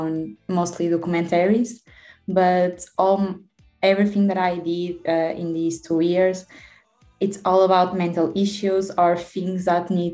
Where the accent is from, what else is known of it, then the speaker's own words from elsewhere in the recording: Porto, Norte, Portugal; I'm a student from Oporto.